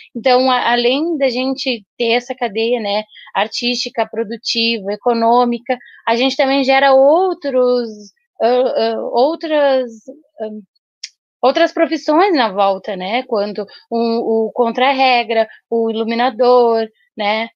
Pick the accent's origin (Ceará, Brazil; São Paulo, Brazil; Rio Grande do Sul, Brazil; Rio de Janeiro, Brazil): Rio Grande do Sul, Brazil; Bagé; now in Pelotas, Brazil; desde que a gente veio morar aqui em Pelotas, que a gente não é daqui, a gente é de Bagé